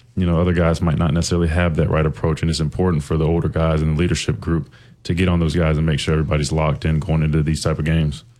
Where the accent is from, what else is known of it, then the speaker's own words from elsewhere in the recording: South Carolina, United States; I'm from South Carolina.